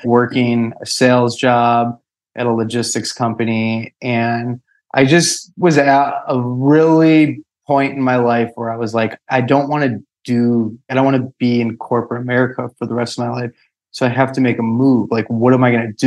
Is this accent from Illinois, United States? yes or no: yes; Chicago, Illinois, United States; I grew up in Chicago